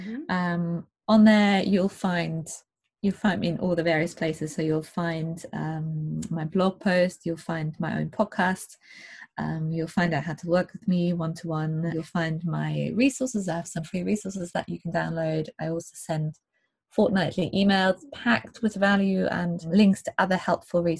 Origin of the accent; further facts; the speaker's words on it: Germany; moved away; I grew up in Germany in a city, in a town surrounded by cities, 3 hours away from the coast.